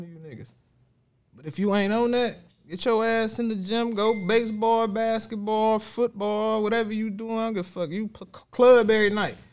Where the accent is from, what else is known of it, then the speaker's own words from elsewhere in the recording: Ecorse, Michigan, United States; I was from Ecorse